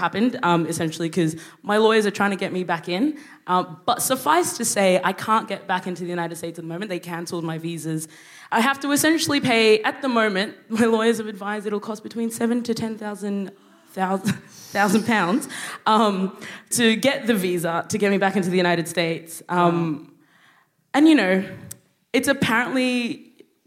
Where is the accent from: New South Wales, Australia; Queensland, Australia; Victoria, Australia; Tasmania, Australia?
Queensland, Australia; Brisbane; moved away; also born or lived in Sudan; I grew up in Australia.